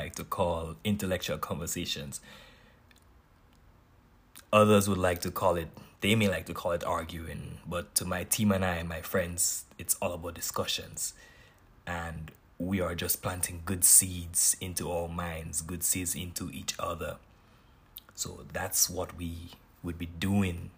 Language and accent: English; Grenada; now in Knoxville, United States; I am from Grenada, but I currently live in the southern part of the United States, Knoxville, Tennessee.